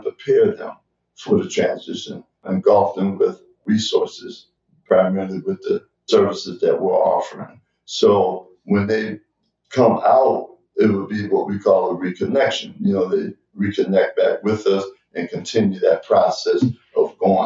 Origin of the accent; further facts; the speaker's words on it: Buffalo, New York, United States; moved away; also born or lived in Boston; my hometown, Buffalo, New York.